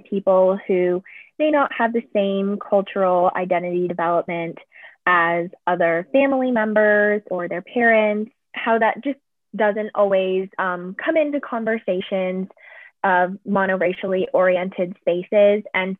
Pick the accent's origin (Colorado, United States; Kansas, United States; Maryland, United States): Colorado, United States; I am also a junior and I am from Colorado.